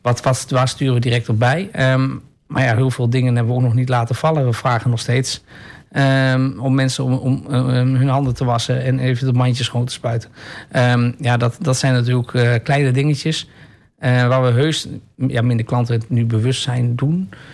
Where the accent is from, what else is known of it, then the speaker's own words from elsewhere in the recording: Enschede, Overijssel, Netherlands; also born or lived in Almelo; toen ik als jongetje, uh, eh, Enschede's jongetje van, twee, van 15 jaar